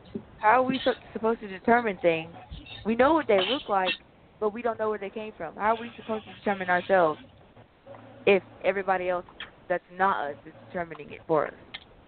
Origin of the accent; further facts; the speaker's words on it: United States; I'm black American. That's what I am. I'm not ashamed. Or just American.